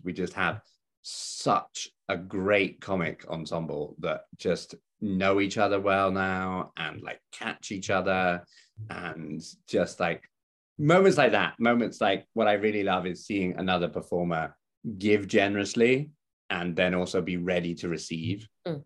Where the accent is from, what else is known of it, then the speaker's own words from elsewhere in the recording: West Country, South West England, United Kingdom; moved away; I come from the West Country